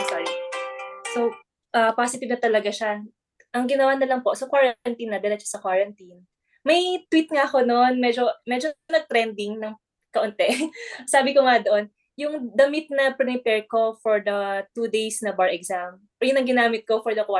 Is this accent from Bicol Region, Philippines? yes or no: no; Ilocos Region, Philippines; Sa province ko yan ha, sa province, sa Pangasinan.